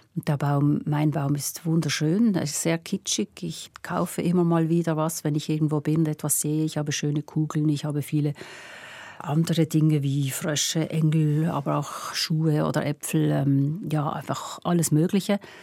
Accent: Pratteln, Basel-Landschaft, Switzerland; Ich bin in Pratteln aufgewachsen, Basel-Land

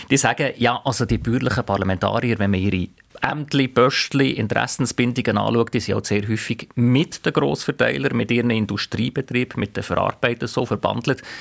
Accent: St. Gallen, Switzerland; accent: Rheintal dialect; Das vielleicht schönste Wort in meinem Rheintaler Dialekt ist ein Zahn voll

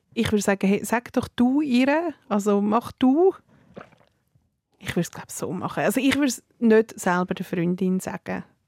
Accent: Serbia; ich bin Serbin

